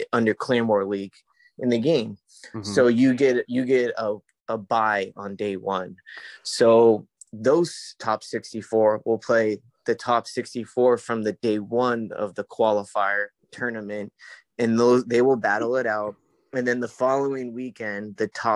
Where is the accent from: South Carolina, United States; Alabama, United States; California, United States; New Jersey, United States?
California, United States; My time, PST. I'm from California.